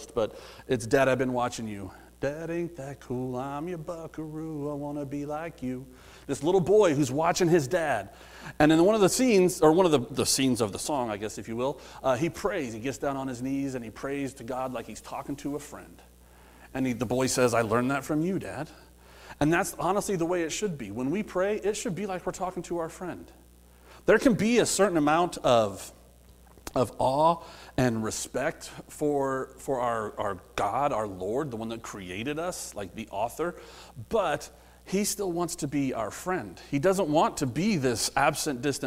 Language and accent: English; Midwest, United States; I grew up in the Midwest a little bit